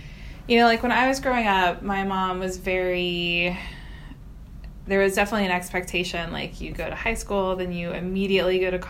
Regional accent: Houston, Texas, United States; So I am from Texas. I'm from the Houston area.

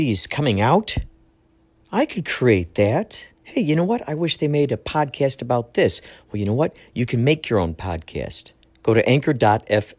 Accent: Chicago, Illinois, United States; now in California, United States; I'm originally from Chicago

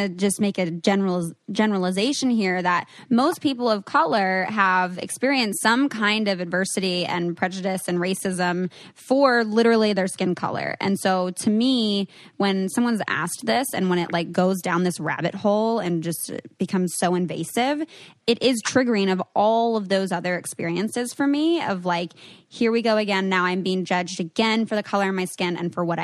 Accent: New Jersey, United States

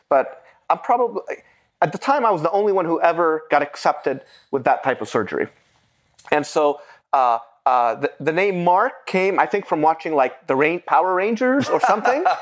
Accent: Beirut, Beirut Governorate, Lebanon; first language Arabic; English is a second language; moved away; also born or lived in United States; I was born in 1974 in Beirut, Lebanon. I was raised by my grandmother.

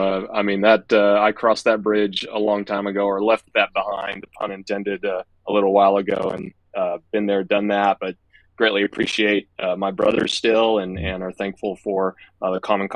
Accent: Central Coast, California, United States; now in Sacramento, United States; I'm actually from the Central Coast, the beautiful part of California.

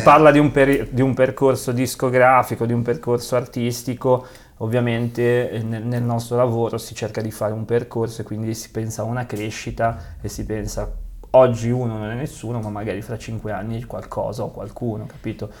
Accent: Genoa, Liguria, Italy; da bravi genovesi

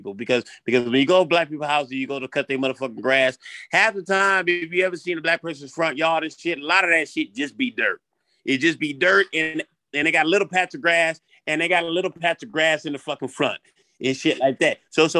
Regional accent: New Orleans, Louisiana, United States; Oh, no. I'm a nigga from New Orleans.

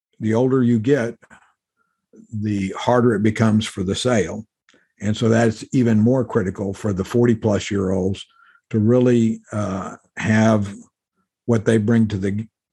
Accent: Mexican border in South Texas, United States; moved away as an adult; I grew up in the Mexican border in South Texas

